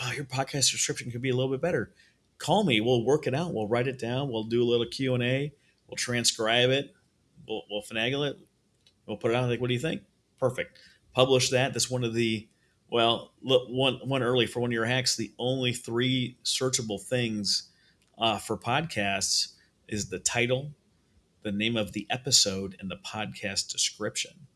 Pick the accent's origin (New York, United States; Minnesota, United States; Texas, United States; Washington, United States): Minnesota, United States; moved away; I'm from Minnesota originally